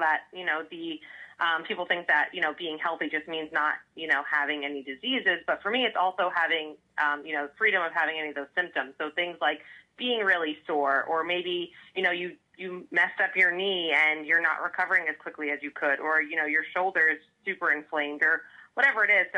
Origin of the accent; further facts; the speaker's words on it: New Jersey, United States; now in California, United States; I am a Jersey girl